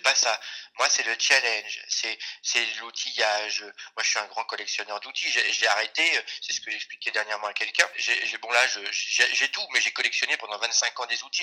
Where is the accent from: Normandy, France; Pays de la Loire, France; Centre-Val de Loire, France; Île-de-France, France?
Pays de la Loire, France; Cholet; je suis originaire de, de Cholet